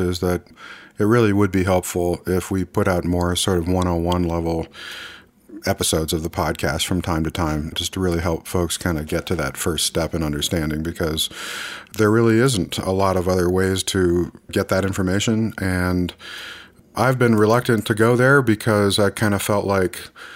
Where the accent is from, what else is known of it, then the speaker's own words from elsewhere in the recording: United States; I'm an American man